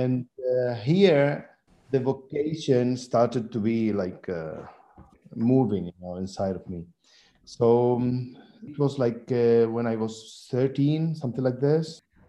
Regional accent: Seville, Andalusia, Spain; born there; English is a second language; also born or lived in Syria; So I was born here in Spain, in Seville. Mm-hmm. And after I spent like 10 years in Syria. I lived there for 10 years with my grandmother.

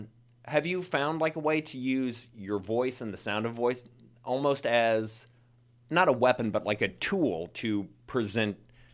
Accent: Missouri, United States; accent: Missouri; also born or lived in New York; now in Chicago, United States; I'm originally from Missouri.

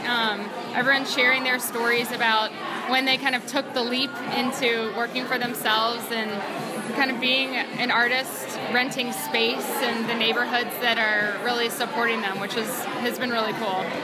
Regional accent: Alexandria, Virginia, United States; now in Washington, United States; So I grew up in Alexandria, and so started living in different neighborhoods around DC

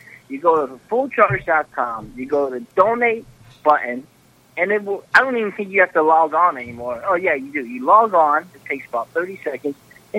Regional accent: Bethlehem, Pennsylvania, United States; I grew up in Bethlehem, Pennsylvania.

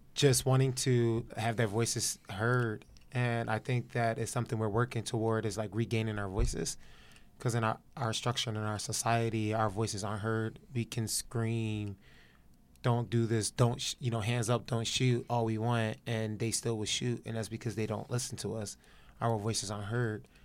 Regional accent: Philadelphia, Pennsylvania, United States; now in Los Angeles, United States; I'm from Philadelphia

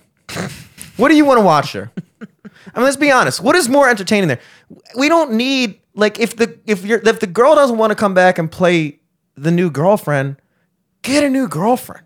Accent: Towson, Maryland, United States; I'm from Towson

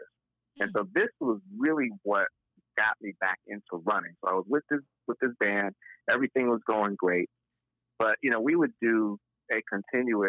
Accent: Buffalo, New York, United States; moved away as an adult; also born or lived in Boston; now in Atlanta, United States; I grew up in Buffalo. I lived in Boston before I moved to Atlanta

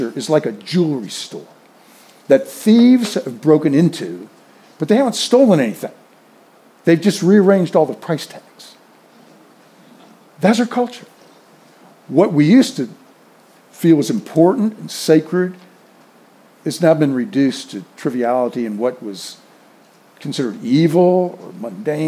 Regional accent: the South, United States; I grew up in the South

